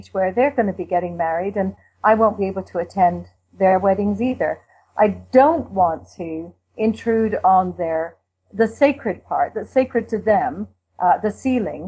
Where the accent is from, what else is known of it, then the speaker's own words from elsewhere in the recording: England, United Kingdom; now in Canada; I'm from England, you might be able to tell that, but I've been over in Canada for a long time